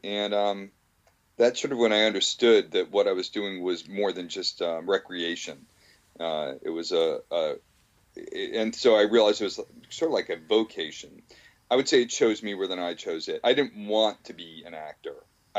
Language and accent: English; Bergen County, New Jersey, United States; also born or lived in California / Philadelphia / Newton Centre, Massachusetts / Cherry Hill, New Jersey; in Philadelphia for a year and Newton Center for a year and Cherry Hill, New Jersey for 2 years. And then Bergen County from like third grade on. And then, I mean, we've been in the New York area since about third grade.